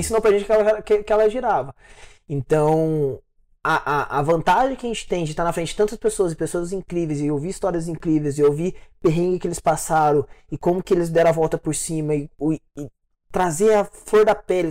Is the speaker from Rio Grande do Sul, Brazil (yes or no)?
no; interior of Minas Gerais, Brazil; moved away as an adult; now in São Paulo, Brazil; Eu sou do interior de Minas Gerais. Né? Minha cidade ela, é, ela é bem pequenininha.